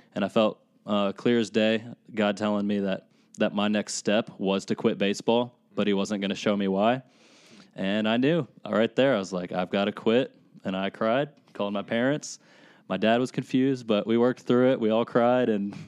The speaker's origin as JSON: {"language": "English", "town": "Lexington", "region": "Kentucky", "country": "United States", "tie": "born or raised there", "said": "I grew up in Lexington. I lived in Lexington my whole life"}